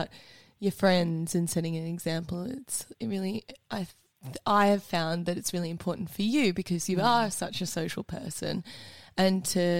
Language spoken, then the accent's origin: English; Australia